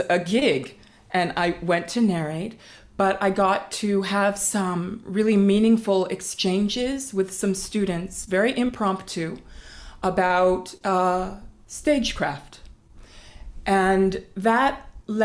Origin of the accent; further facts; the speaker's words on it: East Coast, United States; now in Harlem, New York, United States; I grew up on the East Coast here